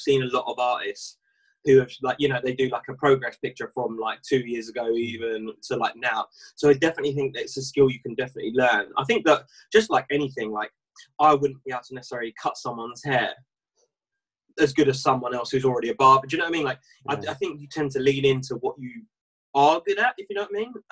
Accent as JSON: {"language": "English", "area": "Essex", "region": "East of England", "country": "United Kingdom", "said": "I'm from Essex, and I live in a place called Chelmsford, which is a small town in Essex"}